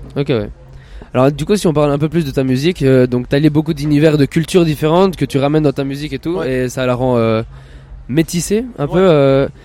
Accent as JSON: {"language": "French", "region": "Neuchâtel", "country": "Switzerland", "said": "je viens de Neuchâtel"}